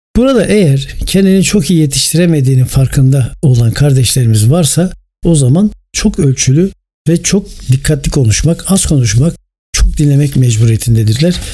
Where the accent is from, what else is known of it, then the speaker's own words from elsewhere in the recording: Turkey; bir Türk vatandaşı olarak ve bir Türk olarak